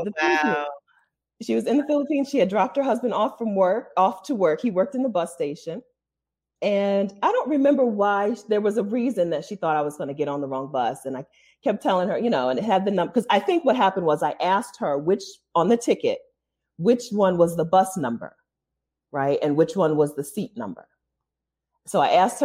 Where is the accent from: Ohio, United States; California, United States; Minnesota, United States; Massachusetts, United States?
Ohio, United States; also born or lived in Delaware; even though we're from Delaware, I grew up in Ohio in a very white place.